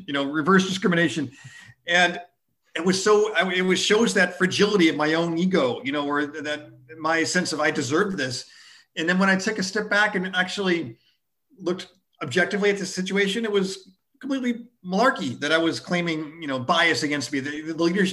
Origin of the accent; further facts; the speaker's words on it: outside of Buffalo, New York, United States; growing up outside of Buffalo, New York